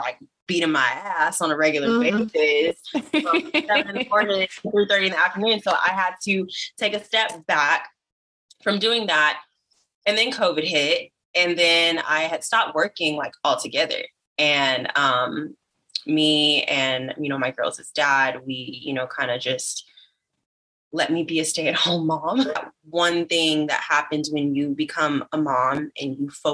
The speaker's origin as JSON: {"language": "English", "town": "Virginia Beach", "region": "Virginia", "country": "United States", "tie": "born or raised there", "moved": "yes", "lives_now": "Dallas, United States", "said": "I live currently in Dallas, Texas. I'm from Virginia Beach. That's how I met …. We went to middle school together."}